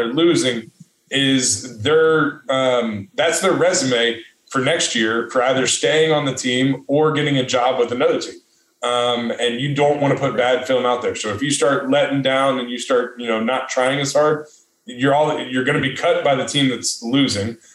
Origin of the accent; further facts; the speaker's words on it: United States; I'm from America